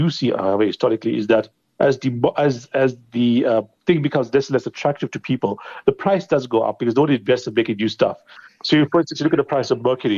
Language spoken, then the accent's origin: English; India; now in South Africa; I grew up in India